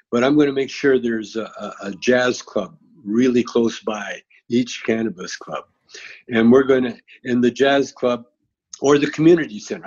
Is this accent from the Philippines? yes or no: no; Canada; moved away; I grew up in Canada